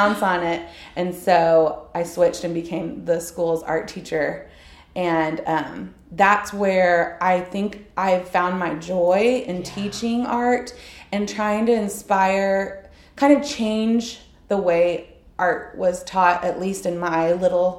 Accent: Houston, Texas, United States; I'm from Houston, and I went to TCU as a studio art major

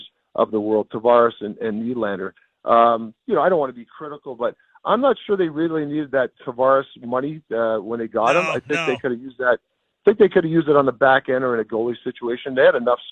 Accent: Canada; also born or lived in United States; I'm a Canadian and an American citizen, but I'm obviously a Canada guy too

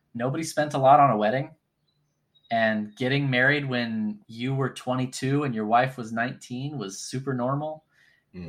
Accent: North Texas, United States; I grew up in North Texas

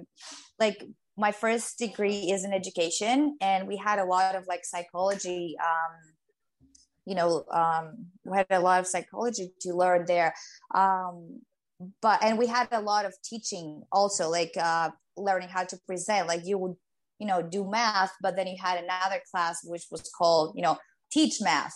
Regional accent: Greece; first language Greek; English is a second language; moved away as an adult; now in New York, United States; I had to think and translate from Greek to English

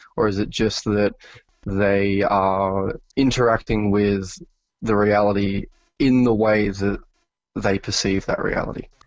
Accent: New South Wales, Australia; I was born in New South Wales, uh, which is one of the more populated states in, uh, Australia

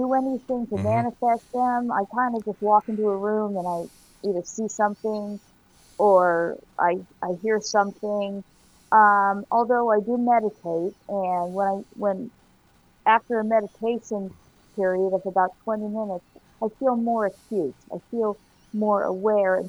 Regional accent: Miami, Florida, United States; I was born in Miami

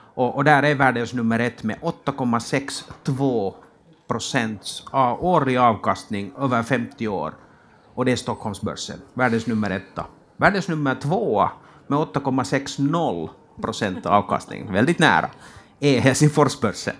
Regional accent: Finland; moved away as an adult; now in Sweden; jag kommer från Finland och flyttade för 18 månader sedan över, över till Sverige

